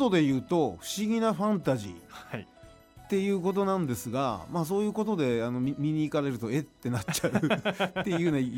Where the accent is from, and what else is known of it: Utsunomiya, Tochigi, Japan; born or raised there; moved away as an adult; also born or lived in Tokyo